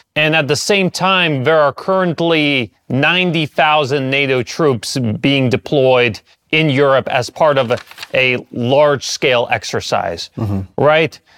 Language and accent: English; United States; I grew up in the United States